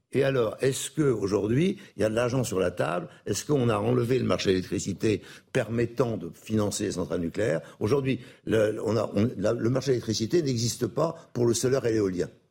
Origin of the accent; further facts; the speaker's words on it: Brittany, France; je suis breton